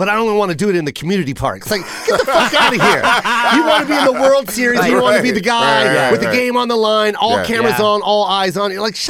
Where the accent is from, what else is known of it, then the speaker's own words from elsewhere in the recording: Tacoma, Washington, United States; I'm from Tacoma. We're both from Tacoma. Yeah. We went to the same high school.